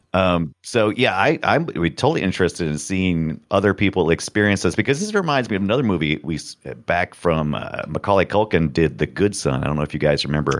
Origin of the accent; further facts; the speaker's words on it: United States; I'm American